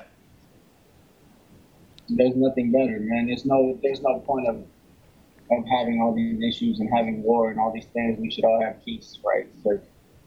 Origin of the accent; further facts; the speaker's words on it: New Orleans, Louisiana, United States; I'm from New Orleans here in the U.S., Louisiana